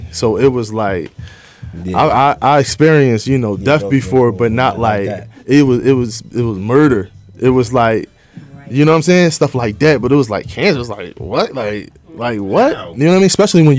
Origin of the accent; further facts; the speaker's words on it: Philadelphia, Pennsylvania, United States; But I'm from Philly